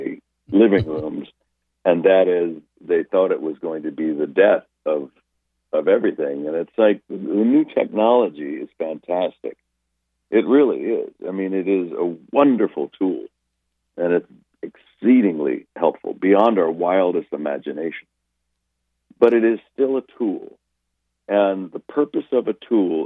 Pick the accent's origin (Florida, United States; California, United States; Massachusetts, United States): California, United States; Los Angeles; back in the day when I was growing up in Los Angeles